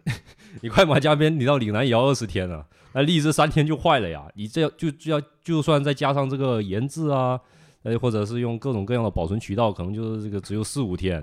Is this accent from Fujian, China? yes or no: yes; Fujian, China; 我们福建产的那种荔枝